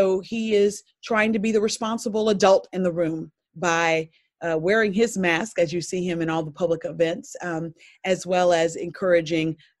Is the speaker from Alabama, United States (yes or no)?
yes; Selma, Alabama, United States; growing up in Selma, Alabama, and a life member of Brown Chapel AME Church